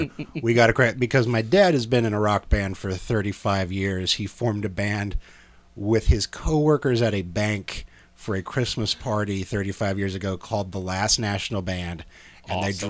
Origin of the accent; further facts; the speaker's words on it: Salina, Kansas, United States; Salina, Kansas.